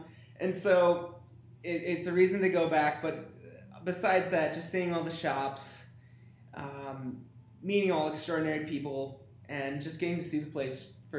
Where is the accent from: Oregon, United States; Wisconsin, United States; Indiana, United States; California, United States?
Wisconsin, United States; growing up in Wisconsin